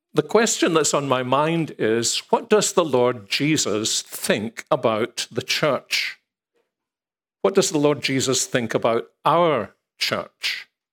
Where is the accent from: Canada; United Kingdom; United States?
United Kingdom; Scotland; if we're Scottish